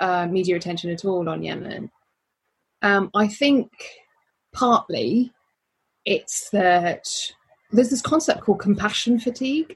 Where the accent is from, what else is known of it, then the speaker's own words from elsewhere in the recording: Birmingham, West Midlands, United Kingdom; I'm from Birmingham.